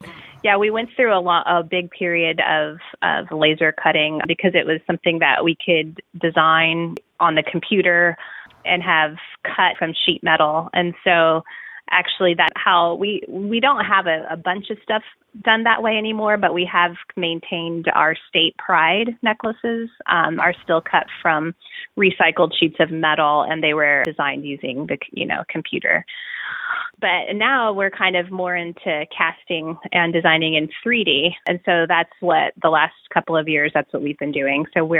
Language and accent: English; Southwest, United States; I grew up in the Southwest, and there's so much great influence of, you know, Native American jewelry.